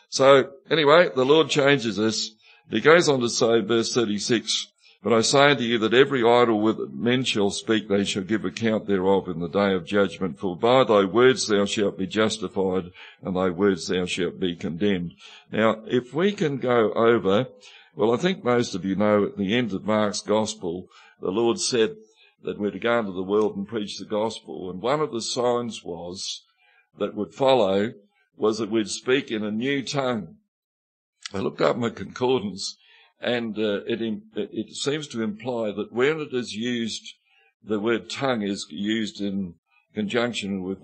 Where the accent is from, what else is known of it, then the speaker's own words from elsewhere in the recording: Mudamuckla, South Australia, Australia; When I first started preaching, it wasn't a problem because I was from Mudamuckla and I used to talk like this.